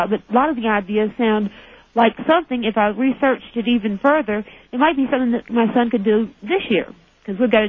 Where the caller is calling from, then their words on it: Cordova, Alaska, United States; Good morning. I'm calling from Alaska.